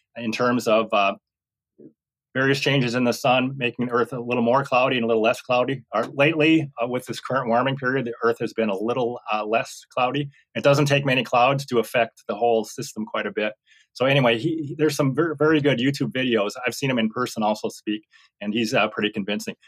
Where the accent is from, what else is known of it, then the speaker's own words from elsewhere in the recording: Minnesota, United States; old home hometown in Minnesota